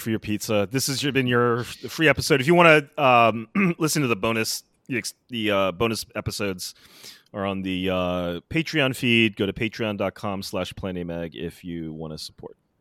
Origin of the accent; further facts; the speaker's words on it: United States; moved away; growing up in America